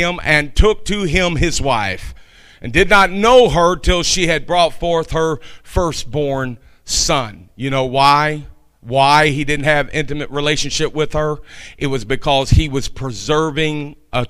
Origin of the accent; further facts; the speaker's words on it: Kentucky, United States; I'm from Kentucky